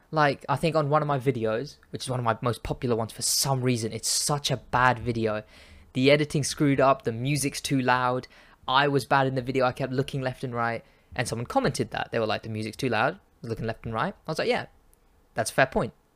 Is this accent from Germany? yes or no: no; Pakistan; I'm Pakistani.